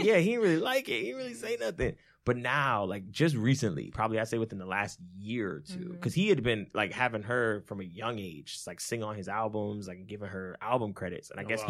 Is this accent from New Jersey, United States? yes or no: yes; New Jersey, United States; he, you know, lived across the street from us as we were growing up in Jersey. Mm-hmm. When we first moved to Jersey, he moved in probably like a year or so after.